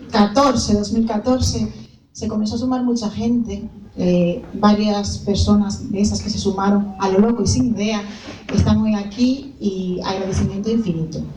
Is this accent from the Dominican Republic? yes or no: yes; Dominican Republic; me di cuenta qué tanto de africana tengo siendo dominicana.